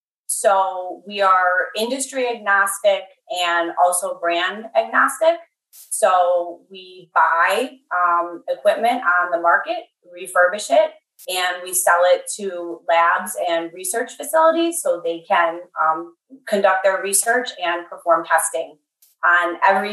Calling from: Western New York State, United States; I'm calling from Western New York State. And so I'm at work. Gentech Scientific is located in Arcade, New York. So that's about 40 miles south of Buffalo, and it's a rural community.

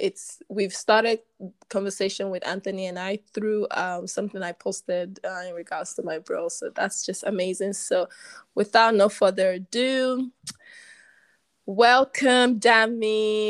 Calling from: Warsaw, Masovian Voivodeship, Poland; Okay, and I'm obviously speaking from Warsaw, Poland.

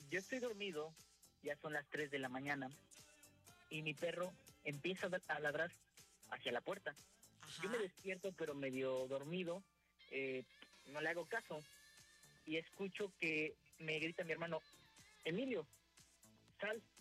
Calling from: Veracruz, Mexico; De aquí mismo, de Veracruz.

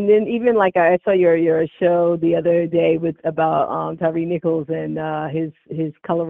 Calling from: Luxembourg; I'm calling from Luxembourg.

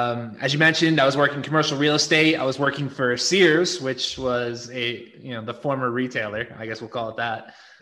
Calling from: Guadalajara, Jalisco, Mexico; I'm calling in from Guadalajara.

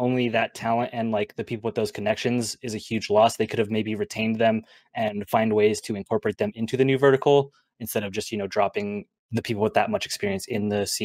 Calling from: Salt Lake City, Utah, United States; Salt Lake City.

